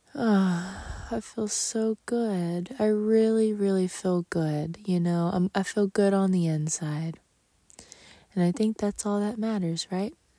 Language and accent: English; Texas, United States; moved away; my hometown in Texas